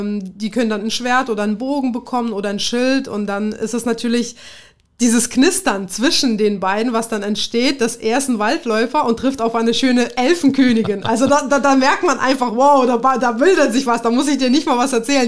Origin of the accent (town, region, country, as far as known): Kazakhstan; born or raised there; also born or lived in Tajikistan; now in Germany